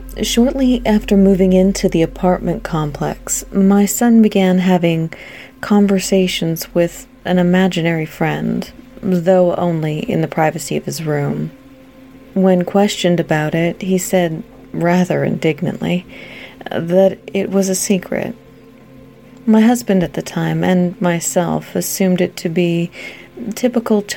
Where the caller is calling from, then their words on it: Washington, United States; also born or lived in Alpine, California; I'm calling from Washington State